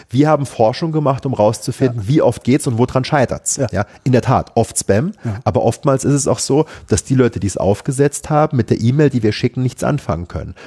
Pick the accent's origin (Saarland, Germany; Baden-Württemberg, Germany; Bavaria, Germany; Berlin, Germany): Saarland, Germany; Saarbrücken; Ich bin in Saarbrücken groß geworden